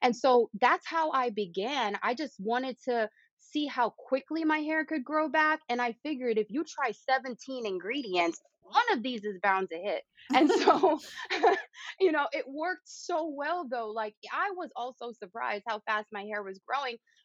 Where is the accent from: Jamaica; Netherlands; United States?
Jamaica; moved away; when I was growing up in Jamaica with my grandmother, Yaya